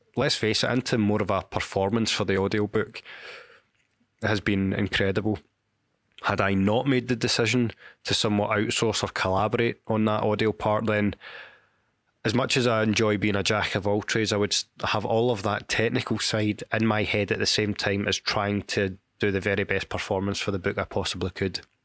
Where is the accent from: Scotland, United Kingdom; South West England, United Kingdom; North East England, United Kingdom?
Scotland, United Kingdom; Glasgow; my hometown of Glasgow